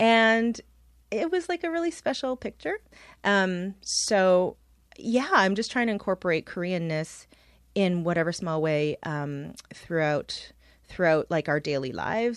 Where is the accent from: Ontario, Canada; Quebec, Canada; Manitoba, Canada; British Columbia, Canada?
Ontario, Canada; Toronto; And I'm from here. I was born, uh, just down the street in downtown Toronto, and I grew up in Scarborough